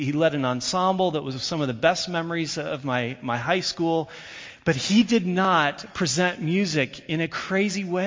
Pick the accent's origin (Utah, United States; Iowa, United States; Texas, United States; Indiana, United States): Indiana, United States; I grew up in Indiana